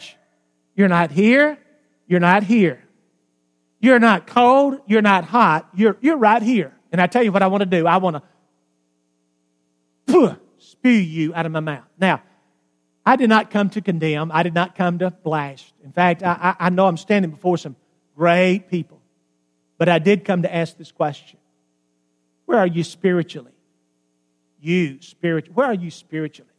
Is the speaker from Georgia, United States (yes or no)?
no; Alabama, United States; I grew up in Alabama